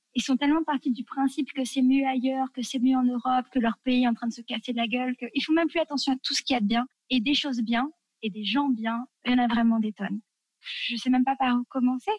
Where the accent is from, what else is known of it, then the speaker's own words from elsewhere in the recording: France; moved away as an adult; also born or lived in Tunisia; nous, quand on est français, euh, tu touches pas les enfants des autres